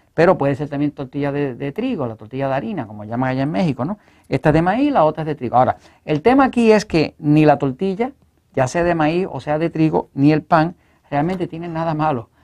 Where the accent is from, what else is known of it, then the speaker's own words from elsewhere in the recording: Puerto Rico; nosotros acá en Puerto Rico